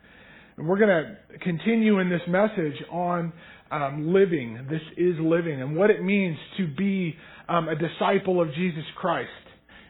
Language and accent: English; North Idaho, United States; moved away as an adult; now in Houston, United States; I am originally from North Idaho